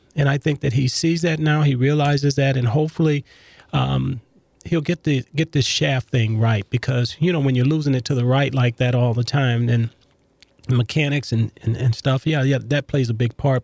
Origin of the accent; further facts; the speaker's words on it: Los Angeles, California, United States; growing up in South Central Los Angeles